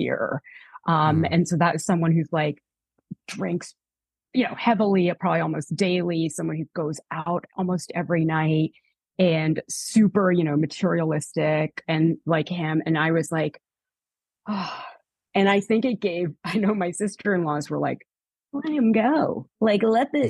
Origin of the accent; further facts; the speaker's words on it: Canada; moved away; also born or lived in New York; I'm from Canada.